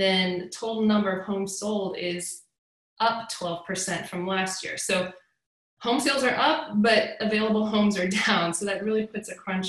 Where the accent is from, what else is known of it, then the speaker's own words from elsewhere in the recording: East Cobb, Georgia, United States; now in Woodstock, United States; I grew up in East Cobb, but I live in Woodstock now